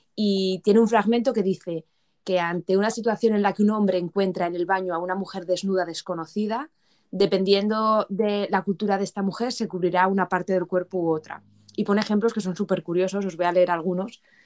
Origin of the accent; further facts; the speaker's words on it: Spain; moved away as an adult; now in United Kingdom; como buena española que soy